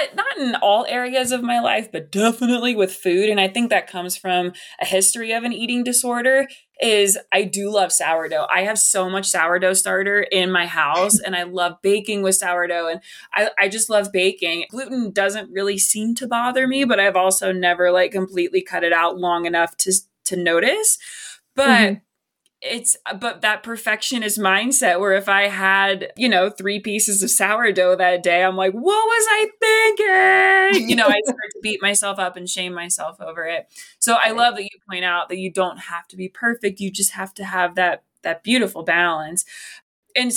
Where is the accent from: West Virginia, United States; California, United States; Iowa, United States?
West Virginia, United States; I love my home state, but like, it's a meat and potatoes kind of state